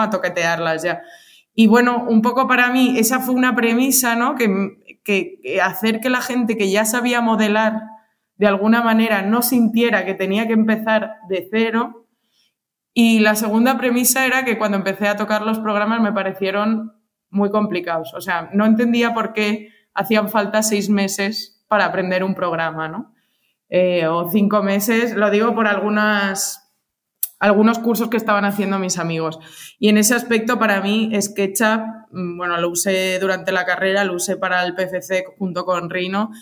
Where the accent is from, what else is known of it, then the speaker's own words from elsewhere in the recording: Alicante, Valencian Community, Spain; moved away as an adult; also born or lived in Madrid / Chicago; soy de Alicante